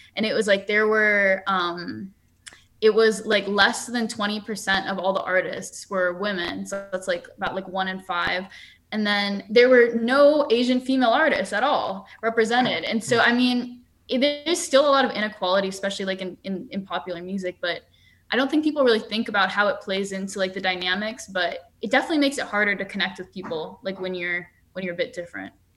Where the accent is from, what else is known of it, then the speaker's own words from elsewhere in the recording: Seattle, Washington, United States; also born or lived in New York; growing up in Seattle